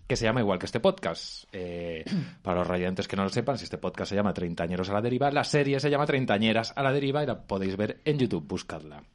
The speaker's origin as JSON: {"language": "Spanish", "town": "Albacete", "region": "Castilla-La Mancha", "country": "Spain", "tie": "born or raised there", "moved": "as an adult", "lives_now": "Madrid, Spain", "said": "yo como niño de Albacete, a los 14 años"}